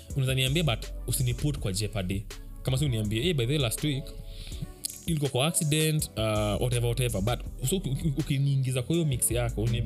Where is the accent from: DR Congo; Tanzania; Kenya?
Kenya; mi kama mkenya